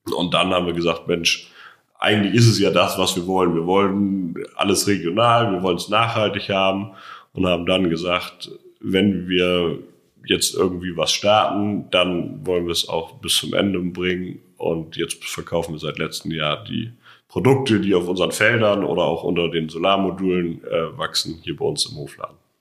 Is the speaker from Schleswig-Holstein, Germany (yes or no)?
yes; Schleswig-Holstein, Germany; moved away as an adult; now in Brandenburg, Germany; Ich komme ganz ursprünglich aus Schleswig-Holstein und bin jetzt seit zehn Jahren ungefähr hier in Brandenburg